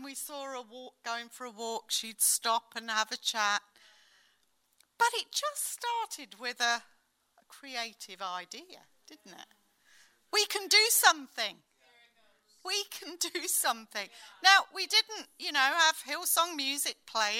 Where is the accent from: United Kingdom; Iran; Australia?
United Kingdom; as British people like